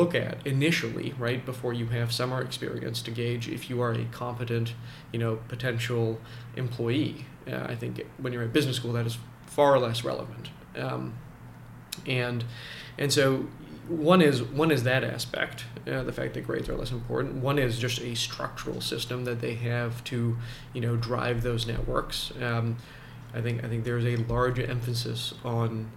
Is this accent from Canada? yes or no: yes; Canada; also born or lived in Vancouver; now in Toronto, Canada; I was born in Canada. I want to stay in Canada.